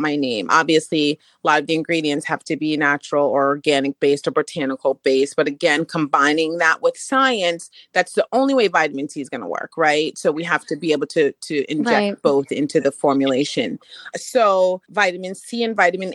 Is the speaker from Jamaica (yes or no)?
yes; Jamaica; I'm Jamaican, so hibiscus is something we drank normally growing up